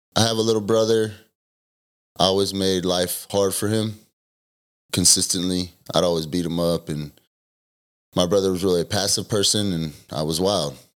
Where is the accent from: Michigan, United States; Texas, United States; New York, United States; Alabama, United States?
Texas, United States; Denton; also born or lived in Argyle, Texas; I was born in Denton, Texas. I lived in Argyle until I was ten.